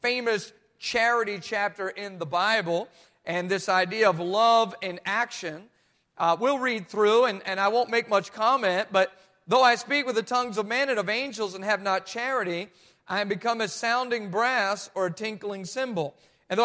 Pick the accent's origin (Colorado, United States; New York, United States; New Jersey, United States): New Jersey, United States; I'm from Jersey too